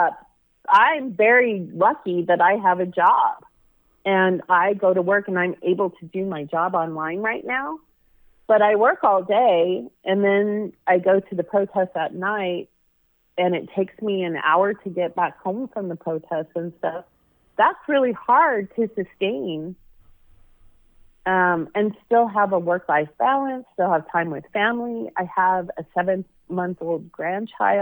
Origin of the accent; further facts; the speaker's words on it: Boise, Idaho, United States; moved away as an adult; also born or lived in California; I grew up in Boise, Idaho